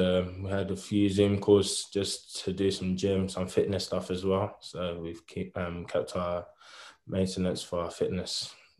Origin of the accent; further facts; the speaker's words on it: London, United Kingdom; moved away as an adult; now in Bristol, United Kingdom; I grew up in London. Been there all my life. Went to Trinity School, Belvedere, Kent.